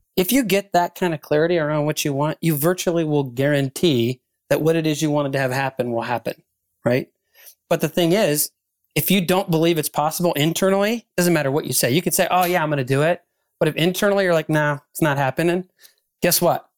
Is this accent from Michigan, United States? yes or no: yes; Ann Arbor, Michigan, United States; I spoke at a conference here in my hometown of Ann Arbor, Michigan